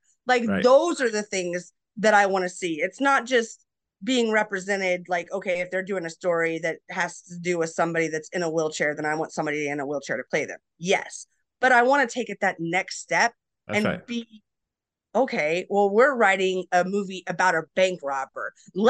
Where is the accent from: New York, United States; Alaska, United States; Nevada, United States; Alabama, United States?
Alaska, United States; also born or lived in Colorado / Montana; we were really big hiking growing up in Alaska and Colorado and Montana and all these places that have, you know, hiking.